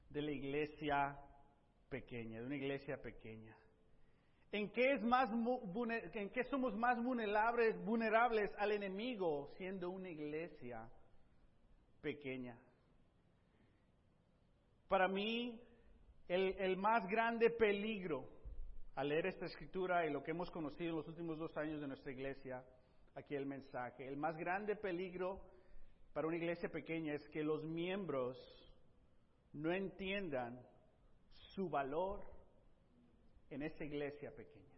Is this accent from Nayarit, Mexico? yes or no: yes; Tepic, Nayarit, Mexico; born there; Mi primera en Tepic, yo nací en Tepic, Nayarit, en México, Colonia 2, calle Loma, eh, eh, calle 2, número 138, el barrio Lomas Altas, Tepic Nayarit.